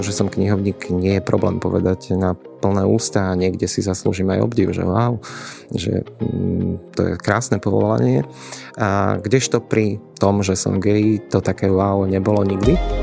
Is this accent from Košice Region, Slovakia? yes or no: yes; Lastovce, Košice Region, Slovakia; moved away as an adult; now in Košice, Slovakia; Mojím rodiskom je Zemplín a ako si som s týmto kúskom Košického kraja tak spätý, že stále rád sa tam vraciam a v podstate každý víkend som doma. Takže pochádzam z Lastoviec, obec v okrese Trebišov